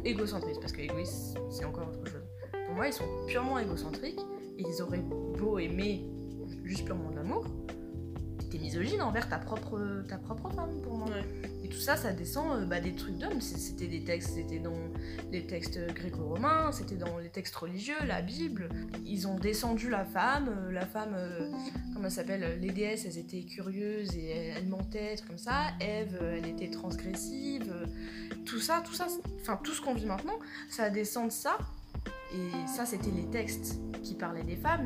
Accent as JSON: {"language": "French", "country": "France", "said": "on est français"}